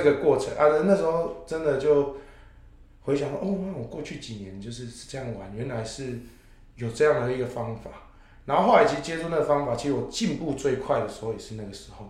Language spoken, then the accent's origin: Chinese; Chiayi, Taiwan; now in Taipei, Taiwan; 我是嘉义人